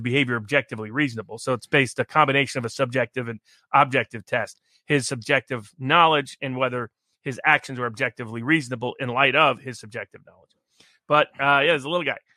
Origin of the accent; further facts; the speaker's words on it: Tennessee, United States; I'm from Tennessee